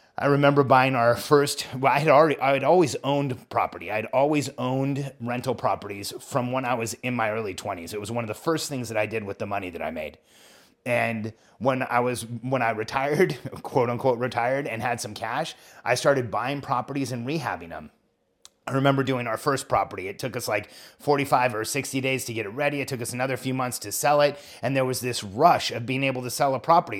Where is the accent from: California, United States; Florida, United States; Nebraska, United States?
California, United States; moved away as an adult; also born or lived in Mexico / Orlando; raised in California.